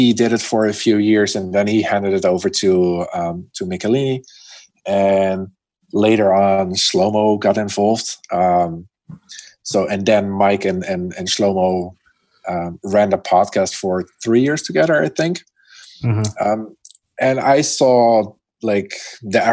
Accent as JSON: {"language": "English", "country": "Netherlands", "moved": "as an adult", "lives_now": "Chengdu, China", "said": "I'm from the Netherlands, which is very flat, right?"}